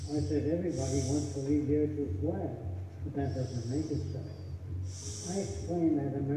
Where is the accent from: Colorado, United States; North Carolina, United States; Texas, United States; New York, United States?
New York, United States; New York City; growing up in New York City, I'm a huge pleasure reading to apply.